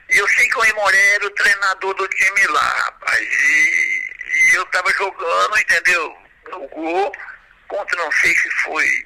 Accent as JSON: {"language": "Portuguese", "area": "Ribeirão Preto, Guará, São Joaquim", "region": "São Paulo", "country": "Brazil", "said": "eu sou de Ribeirão, de Guará, São Joaquim, e nessa época eu morava em Ribeirão."}